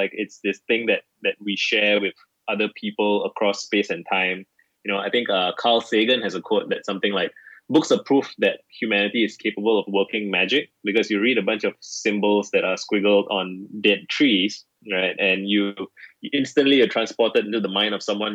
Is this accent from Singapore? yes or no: yes; Singapore; I'm 31. I grew up in Singapore.